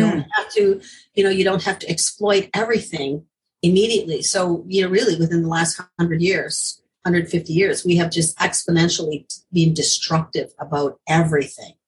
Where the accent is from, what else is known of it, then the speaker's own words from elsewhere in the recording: Ontario, Canada; I'm from Ontario